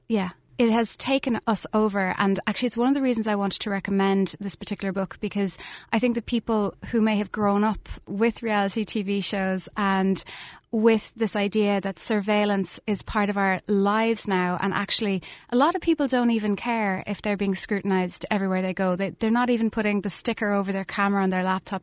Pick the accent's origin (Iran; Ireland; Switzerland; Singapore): Ireland; Skibbereen, Munster; I grew up in Skiverain, lived a mile outside the town